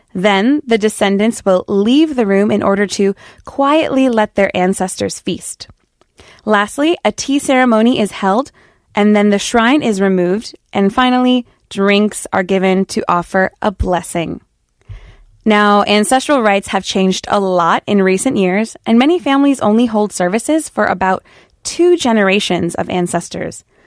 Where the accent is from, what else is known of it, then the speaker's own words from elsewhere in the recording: United States; me as an American